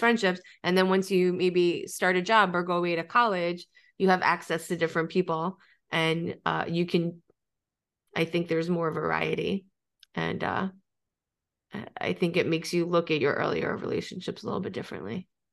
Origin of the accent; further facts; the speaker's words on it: New York, United States; I've always lived in, ex, except from college. I'm from New York. I've always been in New York